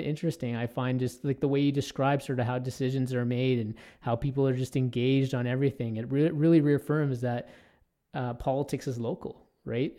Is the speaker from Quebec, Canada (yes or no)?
no; Toronto, Ontario, Canada; now in Edmonton, Canada; I grew up in Toronto, which is a huge, obviously, urban environment.